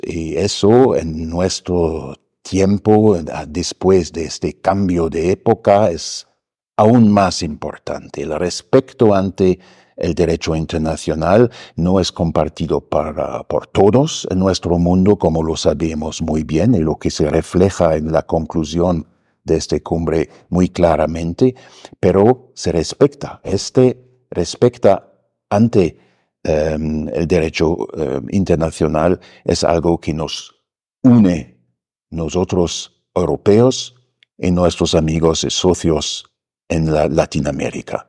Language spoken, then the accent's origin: Spanish; Germany; now in Mexico; nosotros en Alemania